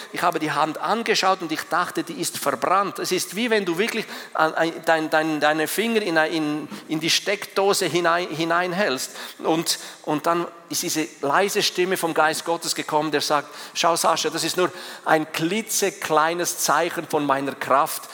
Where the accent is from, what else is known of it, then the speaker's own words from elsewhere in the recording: Switzerland; als Schweizer